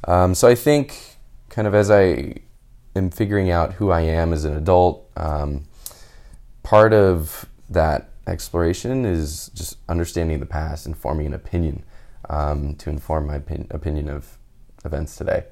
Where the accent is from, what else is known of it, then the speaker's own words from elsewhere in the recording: Houston, Texas, United States; moved away as an adult; also born or lived in California; now in San Francisco, United States; I'm originally from Houston and moved out to California for school